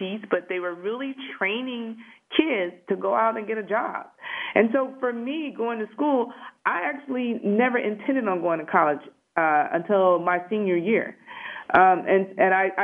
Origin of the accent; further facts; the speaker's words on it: Detroit, Michigan, United States; moved away as an adult; also born or lived in Huntsville, Alabama / Toledo, Ohio; I grew up in Detroit, went to high school, elementary school, high school, everything in Detroit